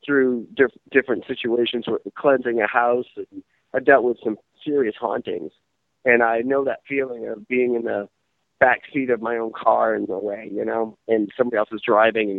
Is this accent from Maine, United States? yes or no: yes; Maine, United States; I'm from Maine